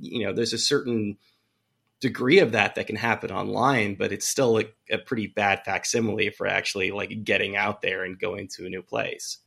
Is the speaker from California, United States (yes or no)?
yes; Bay Area, California, United States; moved away; I grew up in the Bay Area